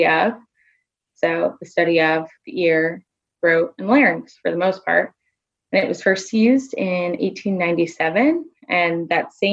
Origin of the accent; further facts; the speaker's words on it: Mandeville, Louisiana, United States; also born or lived in New Orleans, Louisiana; I am originally from Louisiana. I grew up in a small town outside of New Orleans called Mandeville.